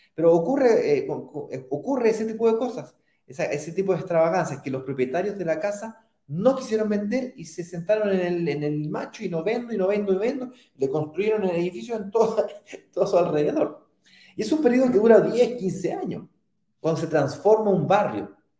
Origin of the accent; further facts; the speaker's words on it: Santiago, Santiago Metropolitan Region, Chile; Yo soy primera generación de, em, de primos que nació en Santiago y me crié en Santiago